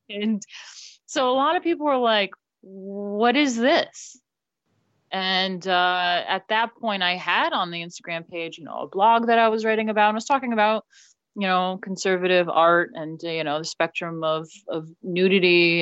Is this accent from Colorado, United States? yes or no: no; New York City, New York, United States; moved away as an adult; now in England; I am from New York, born and raised, my family's there